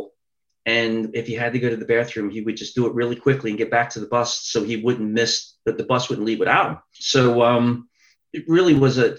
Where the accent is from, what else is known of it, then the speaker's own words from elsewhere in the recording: Philadelphia, Pennsylvania, United States; I was born in South Philadelphia. When I was a toddler, we moved up to Northeast Philadelphia in the Oxford Circle area